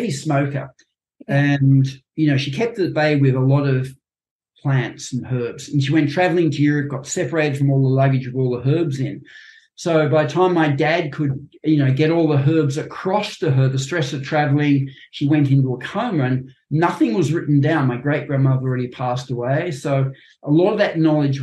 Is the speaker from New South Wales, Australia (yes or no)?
yes; Sydney, New South Wales, Australia; I grew up in Terry Hills.